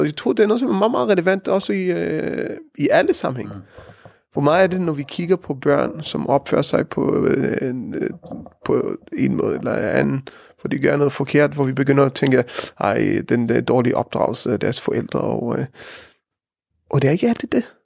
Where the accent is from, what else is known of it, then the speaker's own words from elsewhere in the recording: Israel; Danish is a second language; moved away as an adult; also born or lived in Norway; now in Denmark; jeg er opvokset i Israel